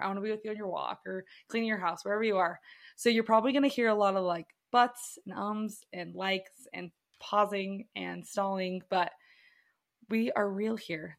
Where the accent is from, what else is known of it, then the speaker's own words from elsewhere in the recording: Provo, Utah, United States; I am born and raised in Provo, Utah.